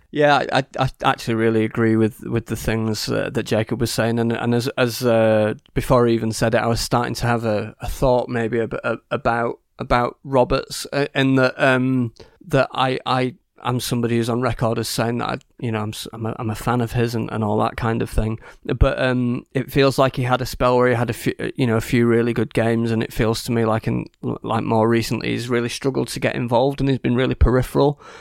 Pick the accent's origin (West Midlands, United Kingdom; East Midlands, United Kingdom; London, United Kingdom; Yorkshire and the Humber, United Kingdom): Yorkshire and the Humber, United Kingdom; I'm from Yorkshire